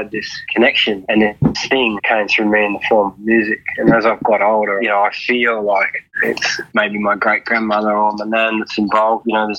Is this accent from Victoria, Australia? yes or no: yes; Wathaurong country, Victoria, Australia; now in Queensland, Australia; I grew up down on Wathaurong country.